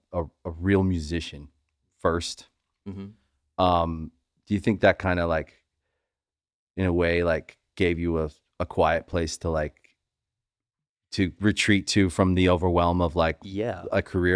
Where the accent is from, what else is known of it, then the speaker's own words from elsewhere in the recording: Charles County, Maryland, United States; I'm from Charles County, Maryland